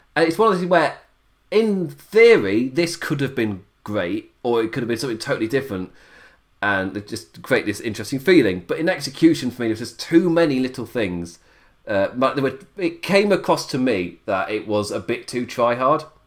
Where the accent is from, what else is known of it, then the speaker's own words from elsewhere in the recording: England, United Kingdom; I'm English